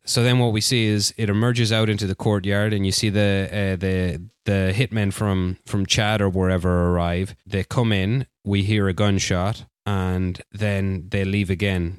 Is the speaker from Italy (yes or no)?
no; Barcelona, Catalonia, Spain; my hometown, Barcelona